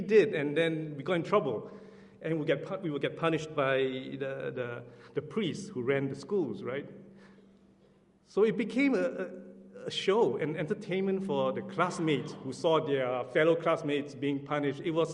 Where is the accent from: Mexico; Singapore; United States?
Singapore; moved away; I'm from Singapore